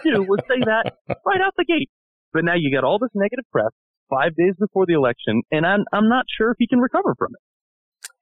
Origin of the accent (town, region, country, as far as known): Connecticut, United States; born or raised there